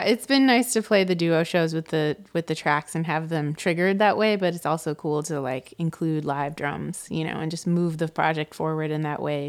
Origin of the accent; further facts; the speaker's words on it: Atlanta, Georgia, United States; moved away; also born or lived in Brooklyn; when I was growing up in Atlanta